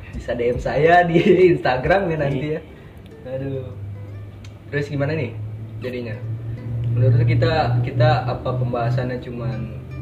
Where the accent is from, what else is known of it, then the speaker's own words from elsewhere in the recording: Jakarta, Indonesia; now in Bali, Indonesia; gue dari Jakarta sih sebenarnya cuman sekarang ini lagi tinggal di Bali